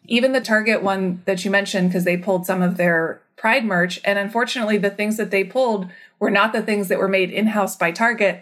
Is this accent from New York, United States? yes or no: no; Vacaville, California, United States; also born or lived in Arkansas / San Diego / Orange County / Washington, D.C.; I grew up in Northern California in a town called Vacaville